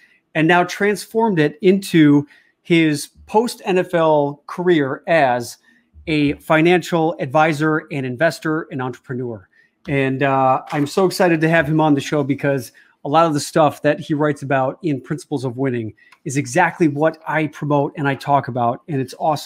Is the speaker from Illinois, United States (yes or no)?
yes; Chicago, Illinois, United States; my hometown of Chicago